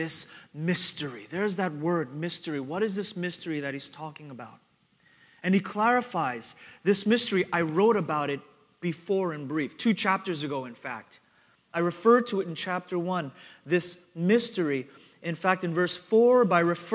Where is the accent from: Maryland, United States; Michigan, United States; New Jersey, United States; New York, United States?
New York, United States; New York City; now in Houston, United States; growing up in Queens, New York